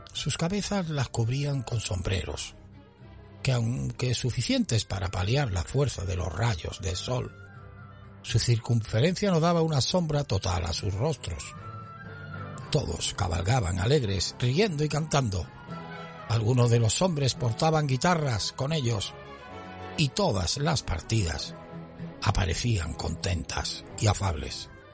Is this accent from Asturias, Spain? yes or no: no; Andalusia, Spain